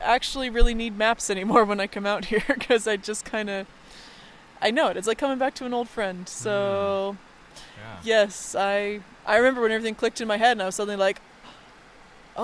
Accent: United States; I grew up near Lake Tahoe

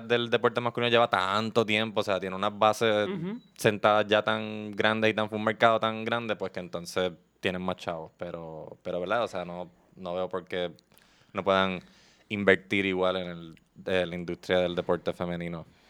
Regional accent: Puerto Rico; aquí en Puerto Rico

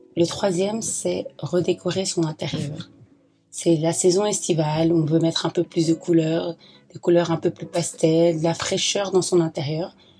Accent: Belgium; moi je viens de la Belgique

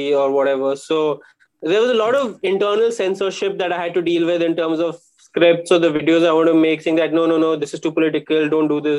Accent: Bangalore, Karnataka, India; also born or lived in Bombay; since I was from Bangalore, I was there

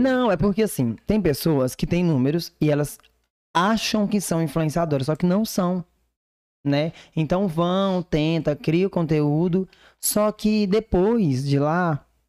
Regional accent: Divinópolis, Brazil; moved away; lá da minha cidade

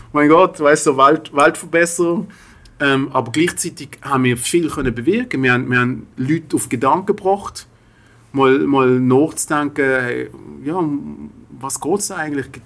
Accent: Switzerland; Das haben wir als Schweizer Muss

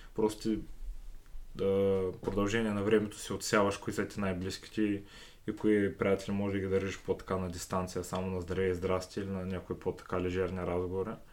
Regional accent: Sliven, Sliven Province, Bulgaria; аз родом съм си от Сливен

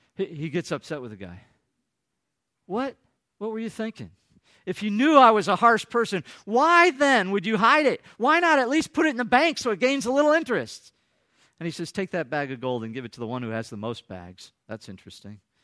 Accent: Michigan, United States; moved away; I come from Michigan

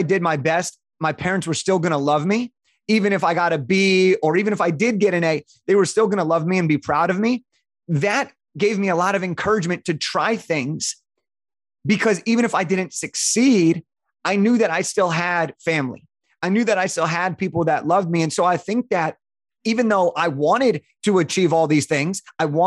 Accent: Santa Clarita, California, United States; I grew up in a town called Santa Clarita, which is about 45 minutes north of Santa Monica, Los Angeles

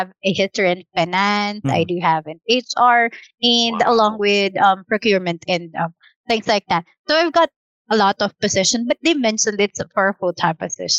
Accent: Quezon City, Metro Manila, Philippines; I'm from Cubao, and I'll be working or going to our headquarters in Taguig

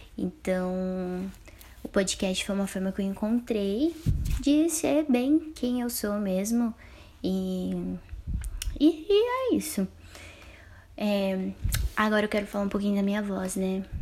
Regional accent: Campo Mourão, Paraná, Brazil; also born or lived in Apucarana; Eu sou natural de Campo Mourão, então eu saí de Campo Mourão e fui pra Pucarana para estudar

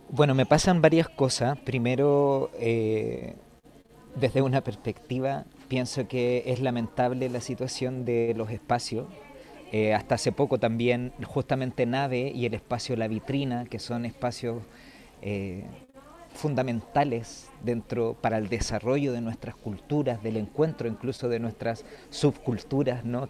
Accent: Chile; moved away as an adult; also born or lived in Madrid, Spain; nos cruza como chilenos

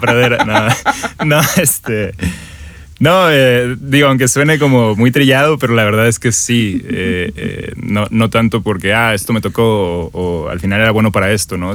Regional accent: Mexico; Soy, soy un mexicano eh, de 25 años

